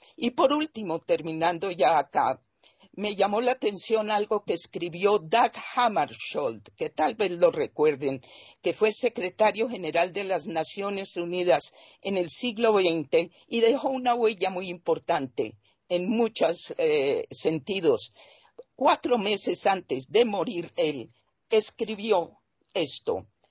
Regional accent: Colombia; mi país, que es Colombia

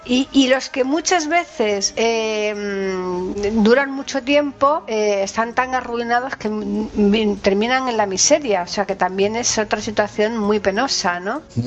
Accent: Spain; que somos españoles nos gusta escuchar las cosas más en idioma español

